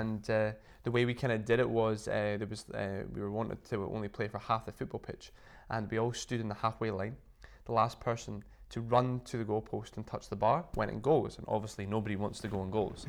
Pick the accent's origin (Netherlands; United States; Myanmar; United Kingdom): United Kingdom; Inverness, Scotland; I used to teach quite a lot back in my hometown in Inverness